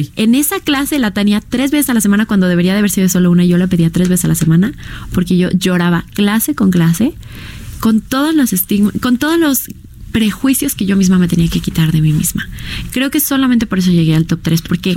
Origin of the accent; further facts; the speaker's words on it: Mexico; nuestra selección mexicana